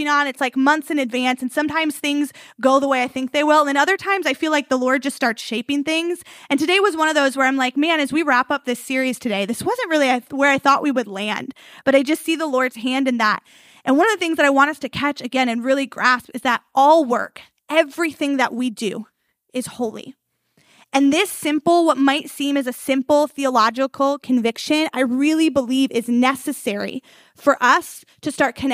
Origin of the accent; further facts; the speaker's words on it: outside of Chicago, Illinois, United States; We grew up like outside of Chicago